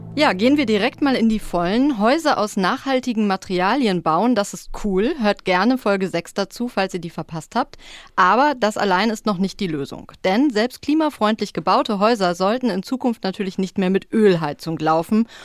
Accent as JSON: {"language": "German", "area": "Ruhr area", "region": "North Rhine-Westphalia", "country": "Germany", "tie": "born or raised there", "moved": "yes", "said": "in den Ruhrpott gefahren, in meine alte Heimat"}